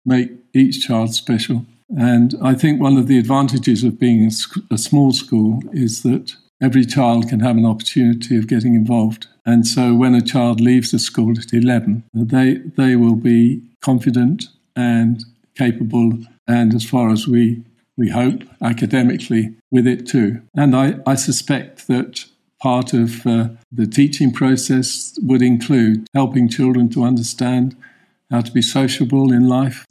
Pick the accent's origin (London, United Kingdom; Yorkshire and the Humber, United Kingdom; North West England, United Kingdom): London, United Kingdom; we come from South Woodford, from Snaresbrook area